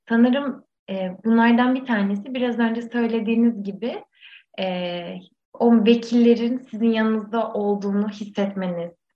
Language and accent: Turkish; Muğla, Turkey; Ben de e, hani bir Muğlalı olarak